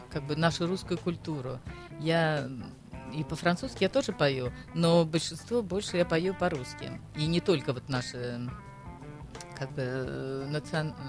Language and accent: Russian; Saint Petersburg, Russia; now in France; а вы вот вы откуда из России? Я говорю, из Санкт-Петербурга. С такой гордостью.